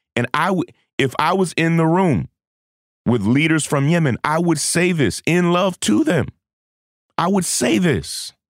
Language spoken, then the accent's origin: English; United States; as an American